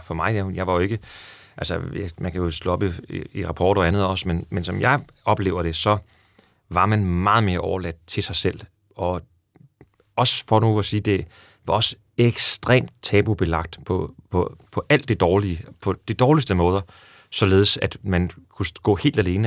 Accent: Næstved, Zealand, Denmark; der hvor jeg voksede op i Næstved

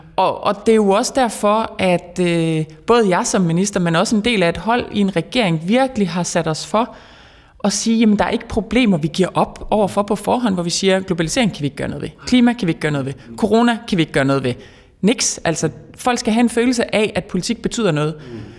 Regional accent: the North Sea coast, West Jutland, Denmark; jeg er opvokset ved Vesterhavet

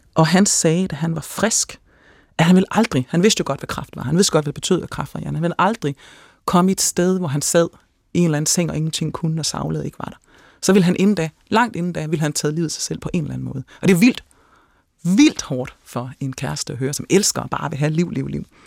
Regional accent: Denmark; som dansker

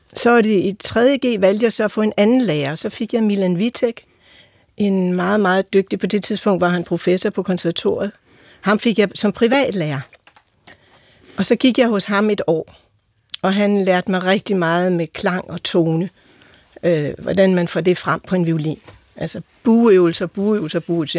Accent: Holte, Capital Region of Denmark, Denmark; Jeg er vokset op i Holte med en ungarsk-jødisk far og en øh, jysk mor

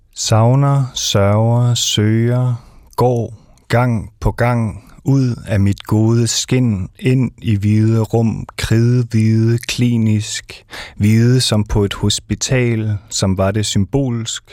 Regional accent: Denmark; er jeg dansk, øh, jeg er ikke indvandrer som sådan, så jeg må være dansk

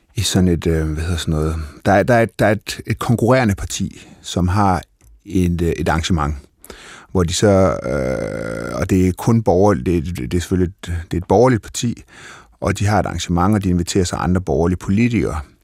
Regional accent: North Jutland, North Denmark Region, Denmark; Jeg er fra Nordjylland

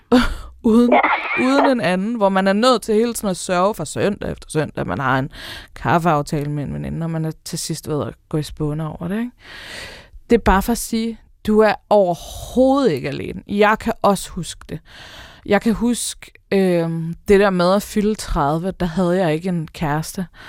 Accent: Denmark; vi som danskere

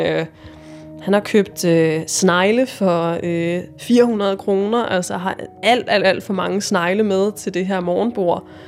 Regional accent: Jutland, Denmark; moved away; jeg kommer fra Jylland på det her tidspunkt, og jeg er 22 år.

